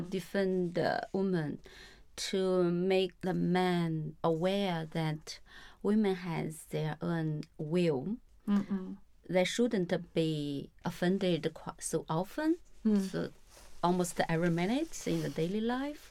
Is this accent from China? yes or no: yes; China; moved away; I grew up in a very small town. Every time I went back to my hometown, I noticed a lot of change